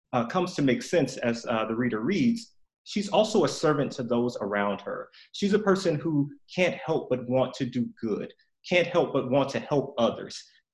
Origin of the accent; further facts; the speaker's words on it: Memphis, Tennessee, United States; also born or lived in Greenwood, Mississippi; now in Pasadena, United States; I'm originally from Memphis, Tennessee, and my father's family is from Greenwood, Mississippi, where the story takes place. And much of that side of the family is still in Greenwood, Mississippi.